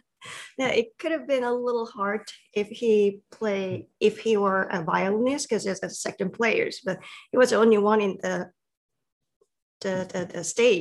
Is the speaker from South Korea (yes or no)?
yes; South Korea; English is a second language; moved away as an adult; now in United States; I came from South Korea. I have been living in America about 20 years.